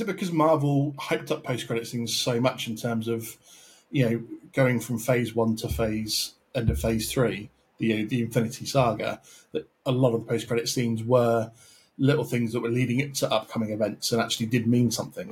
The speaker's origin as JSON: {"language": "English", "country": "United Kingdom", "said": "I'm British myself"}